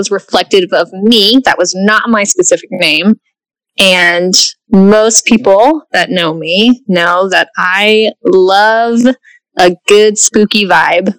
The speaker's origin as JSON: {"language": "English", "town": "Dallas", "region": "Texas", "country": "United States", "tie": "born or raised there", "also_born_or_lived": "Portland", "said": "I grew up here in Dallas, lived here"}